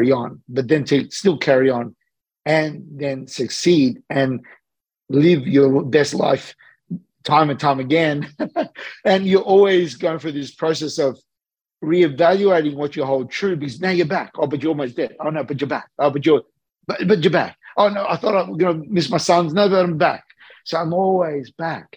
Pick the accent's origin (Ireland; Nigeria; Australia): Australia; I'm an Australian guy that's living between Sydney and LA.